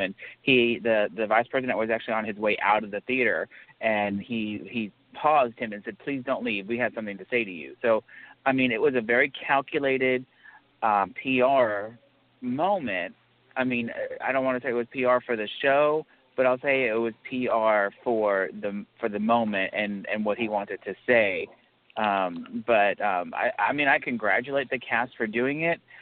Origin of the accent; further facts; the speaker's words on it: New York City, New York, United States; as a New Yorker